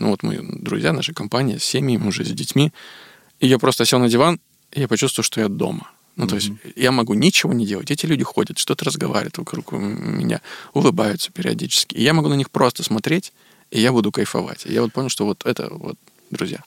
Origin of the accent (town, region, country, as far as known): Veliky Novgorod, Novgorod Oblast, Russia; born or raised there; now in Moscow, Russia